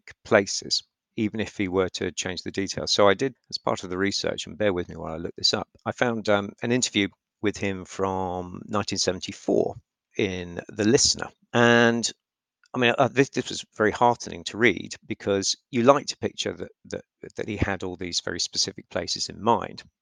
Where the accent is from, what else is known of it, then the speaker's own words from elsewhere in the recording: London, United Kingdom; I'm from London. I grew up there.